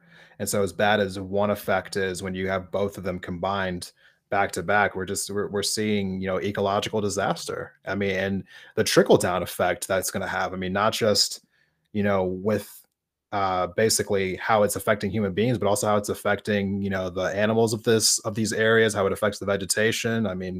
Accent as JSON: {"language": "English", "area": "outside of Philadelphia", "region": "Pennsylvania", "country": "United States", "tie": "born or raised there", "moved": "yes", "said": "I grew up right outside of Philadelphia."}